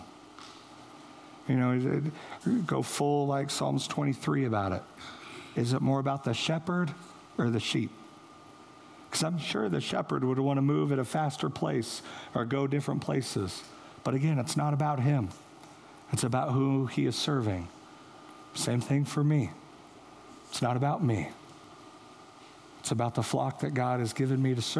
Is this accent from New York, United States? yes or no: no; St. Joseph, Missouri, United States; moved away; that's where I'm from, St. Joe